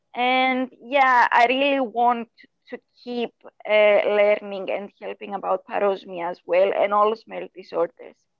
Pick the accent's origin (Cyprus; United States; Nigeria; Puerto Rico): Cyprus; I was born in Cyprus.